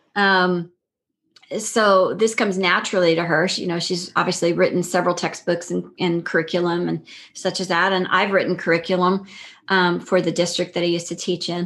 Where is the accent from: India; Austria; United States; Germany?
United States; El Paso, Texas; also born or lived in Fort Worth, Texas; I grew up in El Paso, right near New Mexico, right near White Sands.